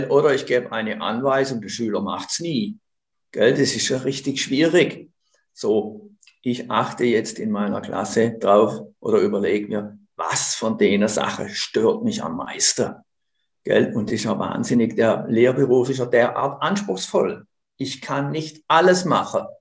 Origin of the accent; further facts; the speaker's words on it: Konstanz, Baden-Württemberg, Germany; now in Switzerland; ich komme aus Konstanz am Bodensee.